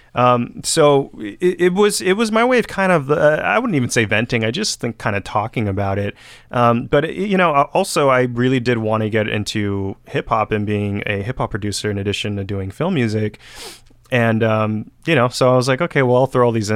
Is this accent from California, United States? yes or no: yes; Benicia, California, United States; moved away as an adult; now in Los Angeles, United States; I still love Benicia. I love my hometown